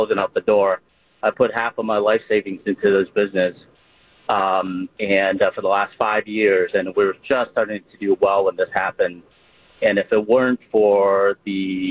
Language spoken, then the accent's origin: English; Appleton, Wisconsin, United States; I'm actually from Appleton. I'm just in Milwaukee for work